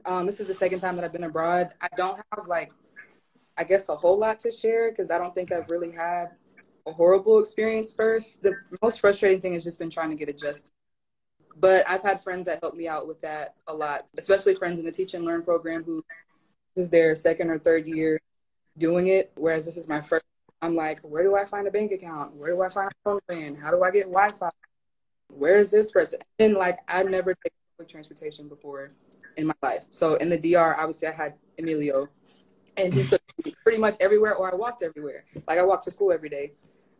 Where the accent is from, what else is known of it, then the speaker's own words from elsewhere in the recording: the South, United States; Plus, you know, I'm from the South of the U.S., so where we have Southern hospitality